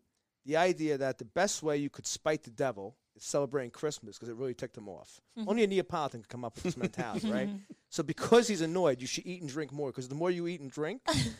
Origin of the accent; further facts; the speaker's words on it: New Jersey, United States; I'm from North Jersey.